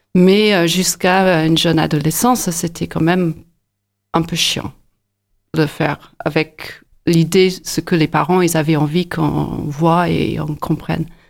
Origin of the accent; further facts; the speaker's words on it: near Inverness, north of Scotland, United Kingdom; French is a second language; moved away as an adult; also born or lived in United States / Bourges, France / Nantes, France; now in Montpellier, France; je suis d'origine écossaise. Je suis née euh, à côté de Inverness dans le nord de l'Écosse. J'ai quitté l'Écosse à peu près à 18 ans